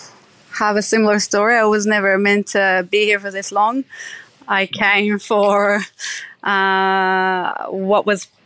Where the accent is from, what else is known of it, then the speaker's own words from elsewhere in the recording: Israel; now in Australia; As I said, I grew up in Israel at a religious home where the Sabbath is a big a weekly event.